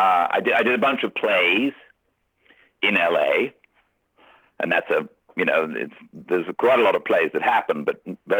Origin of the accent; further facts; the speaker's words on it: England, United Kingdom; I think being English is lucky in some of those jobs.